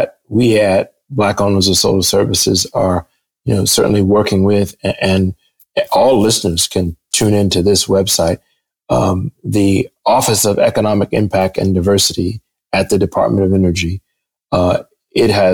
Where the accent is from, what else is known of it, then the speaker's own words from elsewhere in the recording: Michigan, United States; in my home state in Michigan